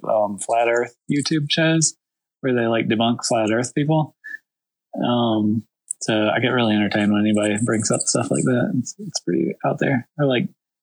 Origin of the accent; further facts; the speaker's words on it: Virginia, United States; now in Greenville, United States; I grew up in Virginia, which is like 6 hours north of here